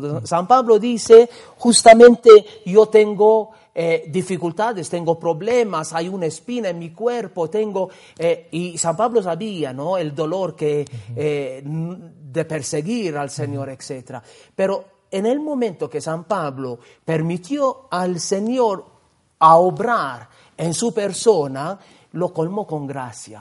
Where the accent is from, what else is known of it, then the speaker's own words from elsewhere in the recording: Gozo, Malta; now in Peru; yo estoy viniendo de esta isla porque justamente la congregación en mi pueblo tenía la casa de, del noviciado